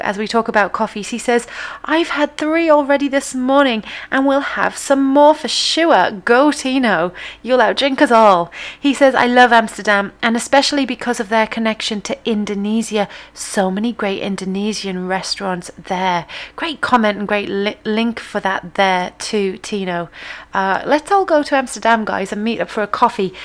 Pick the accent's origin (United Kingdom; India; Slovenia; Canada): United Kingdom; England; as English people